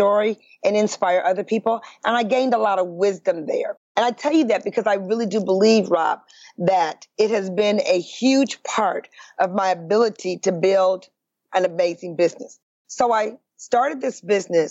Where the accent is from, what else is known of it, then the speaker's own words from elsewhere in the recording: Detroit, Michigan, United States; I'm from Detroit, Michigan, born and raised in the Midwest